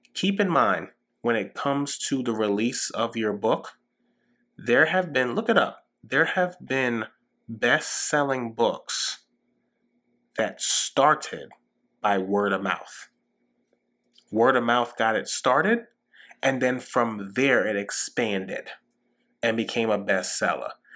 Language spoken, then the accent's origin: English; New York City, New York, United States; growing up in New York City during 9 11